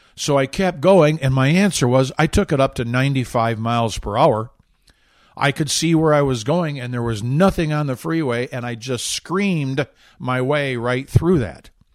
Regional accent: Michigan, United States; moved away; I grew up in Michigan

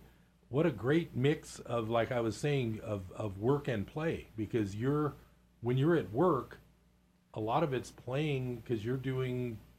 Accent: Bay Area, California, United States; moved away as an adult; now in Chico, United States; I grew up in the Bay Area.

